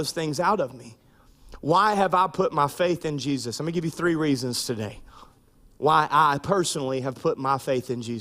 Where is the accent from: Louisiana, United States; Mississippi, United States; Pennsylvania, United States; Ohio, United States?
Louisiana, United States; Minden; I grew up in Minden, Louisiana